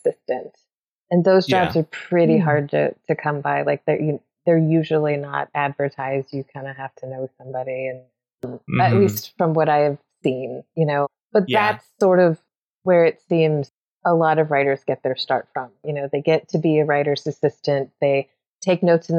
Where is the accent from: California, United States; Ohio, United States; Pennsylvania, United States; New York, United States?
California, United States; Los Angeles; also born or lived in Phoenix; I grew up in Los Angeles